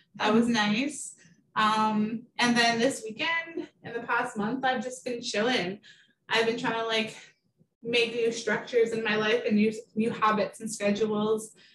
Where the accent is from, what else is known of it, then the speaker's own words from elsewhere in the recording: Garden River First Nation, Ontario, Canada; moved away as an adult; now in Toronto, Canada; I am from Garden River First Nation. I moved to Toronto in 2012.